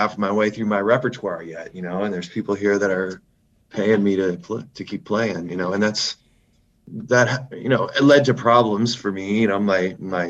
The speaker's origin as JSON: {"language": "English", "town": "Halifax", "region": "Nova Scotia", "country": "Canada", "tie": "born or raised there", "moved": "yes", "said": "my hometown, Halifax, Nova Scotia"}